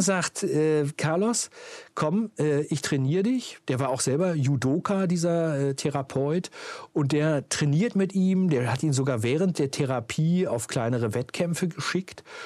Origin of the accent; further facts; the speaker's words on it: Uelzen, Lower Saxony, Germany; ich bin ja groß geworden in Uelzen, im sogenannten Zonenrandgebiet.